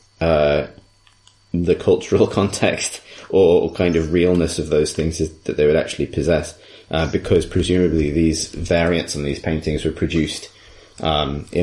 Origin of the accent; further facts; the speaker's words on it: England, United Kingdom; as an English person